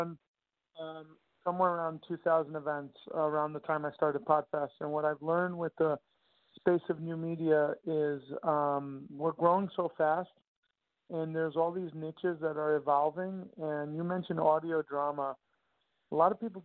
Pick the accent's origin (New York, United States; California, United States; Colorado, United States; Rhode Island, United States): New York, United States; Long Island, Nassau County; born or raised there